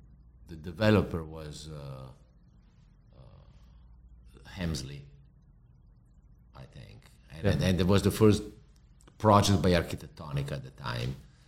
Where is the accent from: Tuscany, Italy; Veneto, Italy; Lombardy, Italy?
Lombardy, Italy; Milan; English is a second language; now in Miami, United States; And, you know, I come from Europe where everybody lives in an apartment, flat, an apartment.